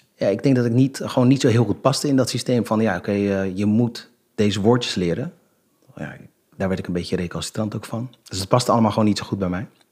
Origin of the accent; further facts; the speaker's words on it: Rotterdam, South Holland, Netherlands; ik ben geboren en getogen in Rotterdam